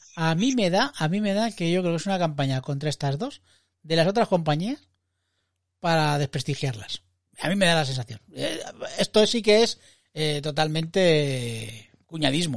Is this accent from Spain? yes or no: yes; Madrid, Community of Madrid, Spain; estar en una terraza como buen madrileño y madrileñando